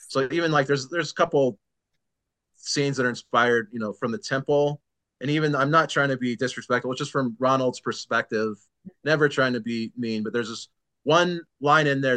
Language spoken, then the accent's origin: English; San Diego, California, United States; born or raised there